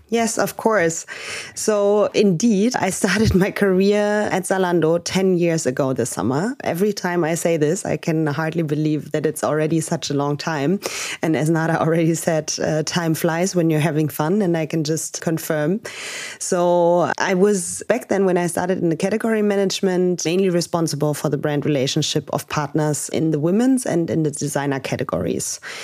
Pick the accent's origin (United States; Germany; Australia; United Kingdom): Germany; Berlin; I'm originally from Berlin. I live here with my husband and my dog in Prenzlauberg.